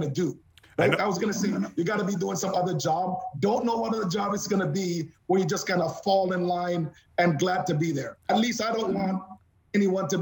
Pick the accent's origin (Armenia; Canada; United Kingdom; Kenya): Canada; as a Canadian